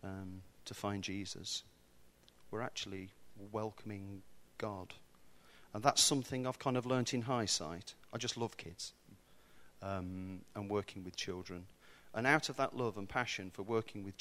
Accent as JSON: {"language": "English", "area": "Warwickshire", "region": "West Midlands", "country": "United Kingdom", "tie": "born or raised there", "moved": "yes", "said": "I'm from the Midlands. Midlands. So I'm neither north or south. I'm not sure what I am, really. Kind of caught somewhere in the middle in Warwickshire, and I went to school there."}